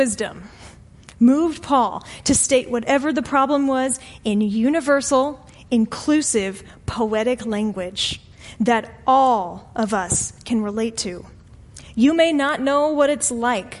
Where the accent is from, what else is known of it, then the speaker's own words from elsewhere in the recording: St. Petersburg, Florida, United States; moved away as an adult; now in Arlington, United States; my hometown of St. Petersburg, Florida